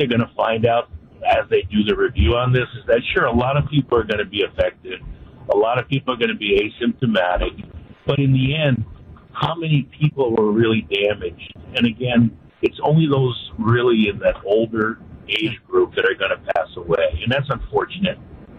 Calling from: Port Washington, Wisconsin, United States; I guess as I'm calling you right now, I'm en route from Port Washington to go down to Milwaukee

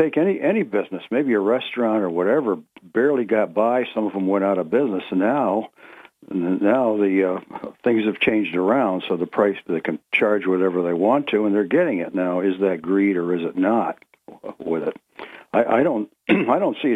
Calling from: Ithaca, New York, United States; of Greater Ithaca would like to speak about greed.

